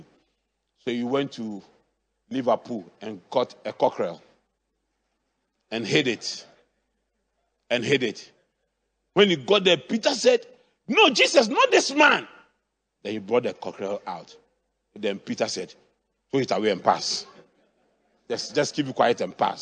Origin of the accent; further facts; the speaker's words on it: Accra, Greater Accra, Ghana; where I grew up in Adabraka, there used to be, at that time, we had Accra City Council.